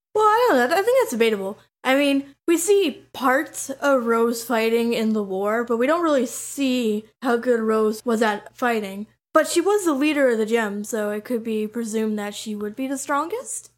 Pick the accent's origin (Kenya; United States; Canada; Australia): Canada; I'm twenty-two and I'm from Canada